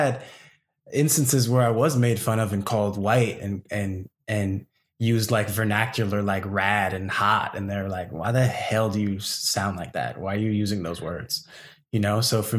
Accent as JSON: {"language": "English", "country": "Malaysia", "said": "That's what code switching was for me as a Malaysian in my own community"}